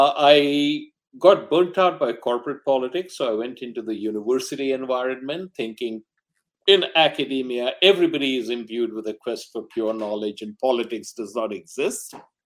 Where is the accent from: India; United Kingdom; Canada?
India; Mumbai, Maharashtra; born there; also born or lived in Delhi / Calcutta / Rangoon / Ahmedabad; I was born in Bombay, now Mumbai. And I had my early education all over North India because my father was in the government service.